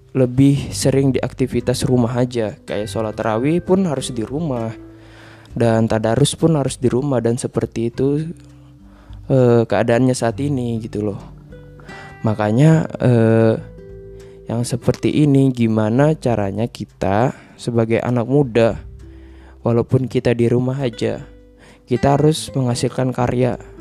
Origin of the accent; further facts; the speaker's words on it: Berau Regency, East Kalimantan, Indonesia; moved away; saya pulang ke kampung halaman saya